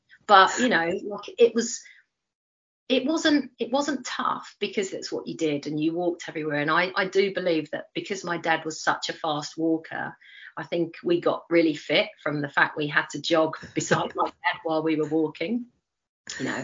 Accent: London, United Kingdom; accent: Cockney; moved away as an adult; now in New Zealand; Two beautiful Cockneys living still where I grew up in Leytonstone.

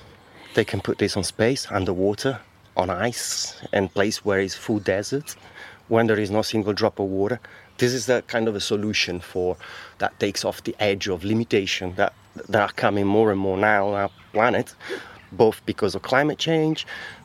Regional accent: Lake Como, Lombardy, Italy; English is a second language; now in England; Lake Como.

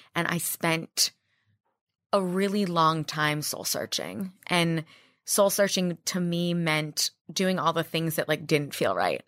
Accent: Miami, Florida, United States; moved away as an adult; now in New York City, United States; I'm from Miami.

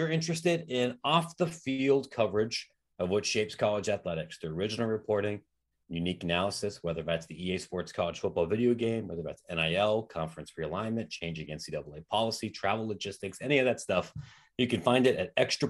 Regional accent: Columbus, Ohio, United States; I grew up in Columbus. I went to Ohio State.

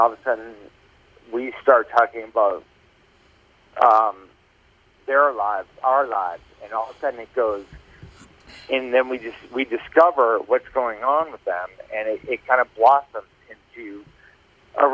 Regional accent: Plymouth, Massachusetts, United States; also born or lived in Maine; I grew up in Massachusetts, man. I grew up in Plymouth, Massachusetts

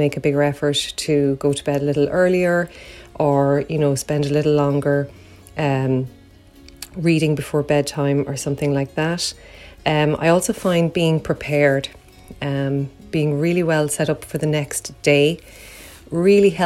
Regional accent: Ireland; I'm from Ireland.

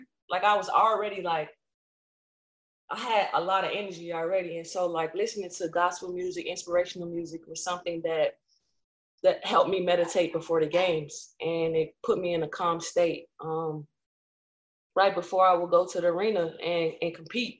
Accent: Chicago, Illinois, United States; also born or lived in California; My mom was a housewife, and we moved to Chicago.

